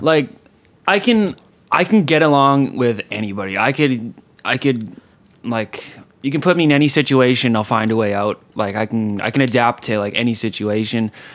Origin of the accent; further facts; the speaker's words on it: Kelowna, British Columbia, Canada; also born or lived in Calgary / Alberta; I grew up in Kelowna